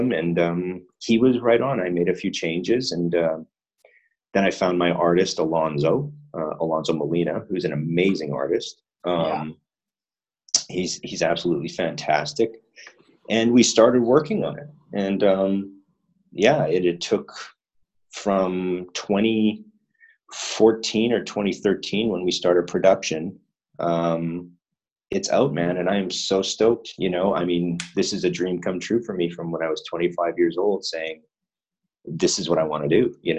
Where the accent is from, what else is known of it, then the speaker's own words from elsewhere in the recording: Winnipeg, Manitoba, Canada; moved away as an adult; now in Japan; in Winnipeg, my hometown